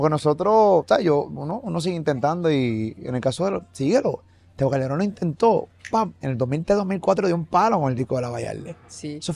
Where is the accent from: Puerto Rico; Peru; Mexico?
Puerto Rico; y soy puertorriqueño y toda la cosa